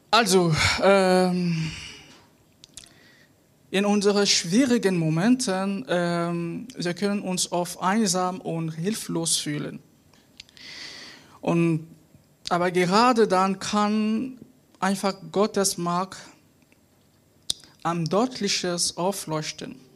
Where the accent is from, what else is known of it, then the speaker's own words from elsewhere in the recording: Cameroon; German is a second language; now in Mönchengladbach, Germany; ich komme aus Kamerun und äh, ich bin in Deutschland seit bald zwei Jahren.